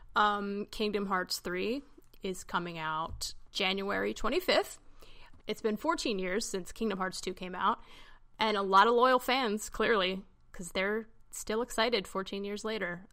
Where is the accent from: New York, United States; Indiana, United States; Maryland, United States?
Maryland, United States; I'm from Maryland.